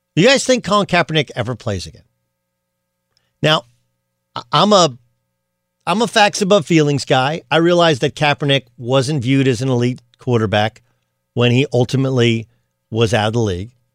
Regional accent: Southern California, United States; growing up in Southern California

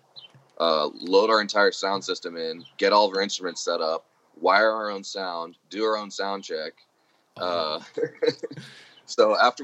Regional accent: Oregon, United States; born or raised there; also born or lived in Florida

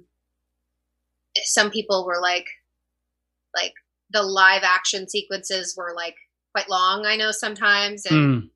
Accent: Texas, United States; I grew up in Texas

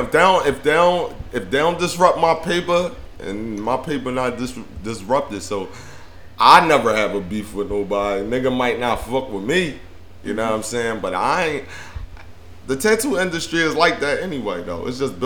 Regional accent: Philadelphia, Pennsylvania, United States; also born or lived in Miami; I'm from Philly.

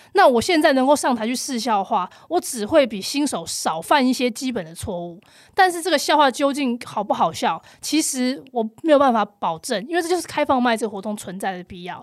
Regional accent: Taipei, Taiwan; 我是台北人，我不用付房租

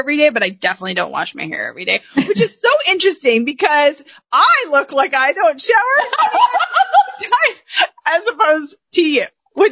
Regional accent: Canada; moved away as an adult; now in Arkansas, United States; I grew up in Canada

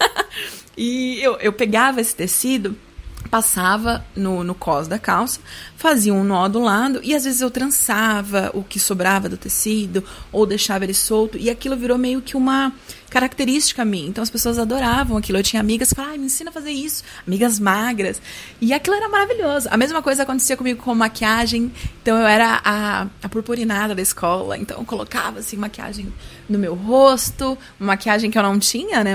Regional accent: Guarulhos, São Paulo, Brazil; sou de Guarulhos

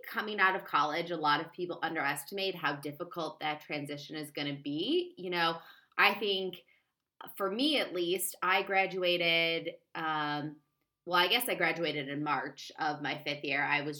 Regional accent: Seattle, Washington, United States; now in Washington, United States; Like, I came from Seattle, which is, if anyone's been there, it is incredibly laid back

